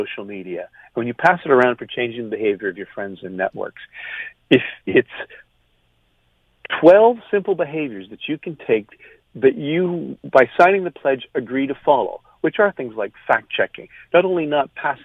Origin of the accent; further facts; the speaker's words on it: Canada; now in United States; I'm Canadian